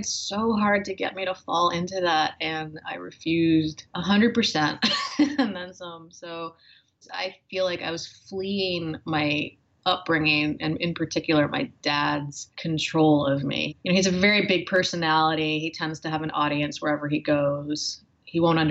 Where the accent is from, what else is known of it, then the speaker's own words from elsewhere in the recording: Northeast, United States; also born or lived in Boston / New York; growing up in the Northeast, mostly in Boston and New York